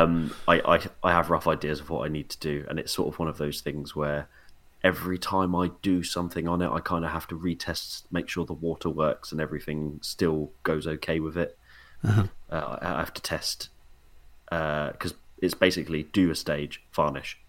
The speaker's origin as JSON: {"language": "English", "town": "Portsmouth", "region": "South East England", "country": "United Kingdom", "said": "I'm from Portsmouth."}